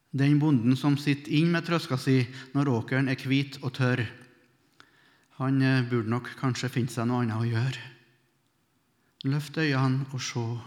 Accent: Melhus, Trøndelag, Norway; I bedehuset hjemme i Melhus, der jeg vokste opp

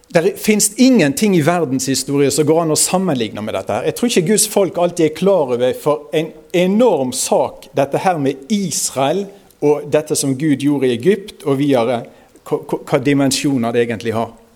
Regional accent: Osterøy, near Bergen, Vestland, Norway; accent: nynorsk; strile; Jeg er fra Osterøyne, det er i nærheten av Bergen

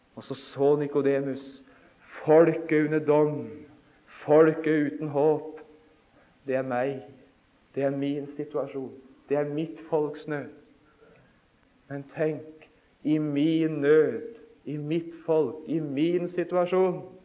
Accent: Notodden, Vestfold og Telemark, Norway; hjemme på Notodden da jeg var guttunge

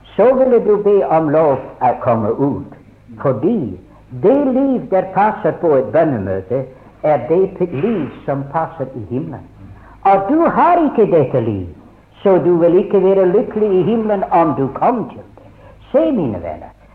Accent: Scotland, United Kingdom; now in Norway; jeg ble innskrevet i Skottland, for jeg ble født der.

